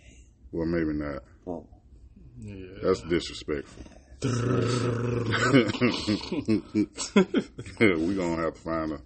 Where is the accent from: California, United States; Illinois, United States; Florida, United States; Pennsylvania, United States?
Florida, United States; I'm from Florida. I ain't like it that much